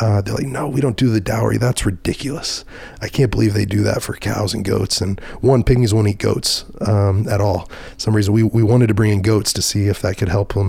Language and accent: English; Dallas, Texas, United States; I was from Dallas Fort Worth